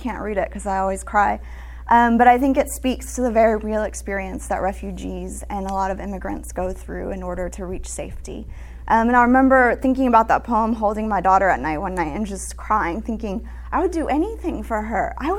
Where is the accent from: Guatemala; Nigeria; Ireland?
Guatemala; I grew up in Guatemala. I'm half Guatemalan, half American.